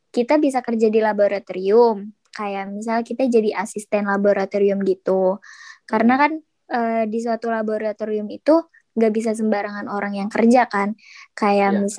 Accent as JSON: {"language": "Indonesian", "town": "Bekasi", "region": "West Java", "country": "Indonesia", "lives_now": "Solo, Indonesia", "said": "ya gue kan anak rantau kan gue dari Bekasi iya. terus gue pergi ke Solo gitu loh gue sendirian gak ada temen"}